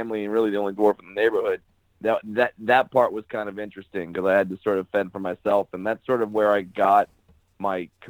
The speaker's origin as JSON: {"language": "English", "area": "Orange County", "region": "California", "country": "United States", "tie": "born or raised there", "said": "I'm originally from Orange County, California."}